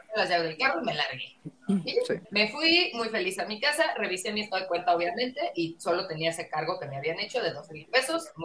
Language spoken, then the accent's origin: Spanish; Mexico City, Mexico; accent: chilango